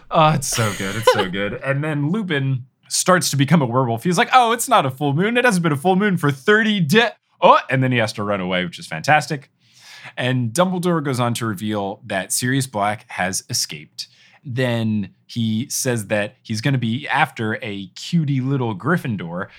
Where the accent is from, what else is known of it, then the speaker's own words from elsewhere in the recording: Robbinsville, New Jersey, United States; moved away; also born or lived in Texas; I grew up in New Jersey